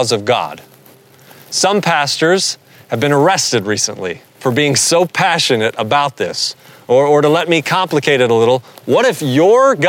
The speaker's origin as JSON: {"language": "English", "area": "the South", "region": "Southern United States", "country": "United States", "accent": "southern", "said": "my southern accent"}